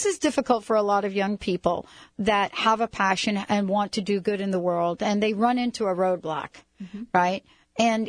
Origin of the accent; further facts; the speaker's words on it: United States; also born or lived in New York / New Jersey; now in Seattle, United States; I grew up in New York and New Jersey